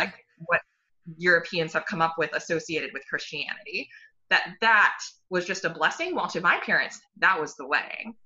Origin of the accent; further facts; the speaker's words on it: United States; I grew up in the United States. I don't have any family outside of the United States.